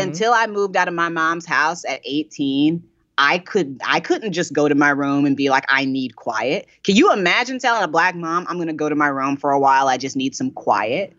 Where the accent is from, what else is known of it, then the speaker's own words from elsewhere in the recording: Indiana, United States; now in Brooklyn, United States; I'm from Indiana, uh, and I didn't move.